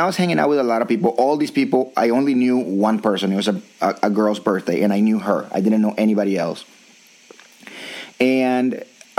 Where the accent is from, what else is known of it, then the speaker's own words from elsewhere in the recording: United States; I realized, as I have many other times, that I'm too American for them, because these are like all Colombians that just got here probably.